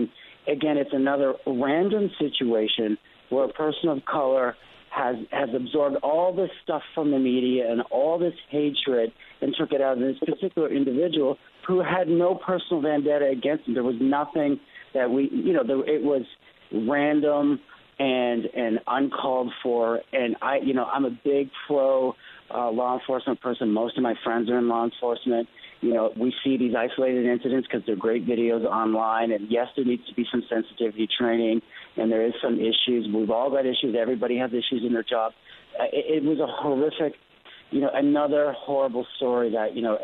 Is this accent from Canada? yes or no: yes; Canada; I'm from Canada, I'm Canadian. I grew up with guns